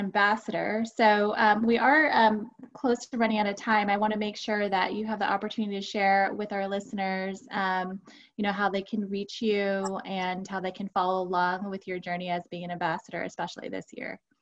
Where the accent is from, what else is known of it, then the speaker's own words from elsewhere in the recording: Houston, Texas, United States; being from Houston, um, and I was born and raised in Houston